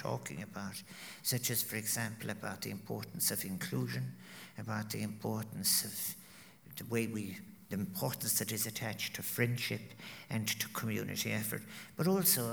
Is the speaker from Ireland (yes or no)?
yes; Ireland; proud of being Irish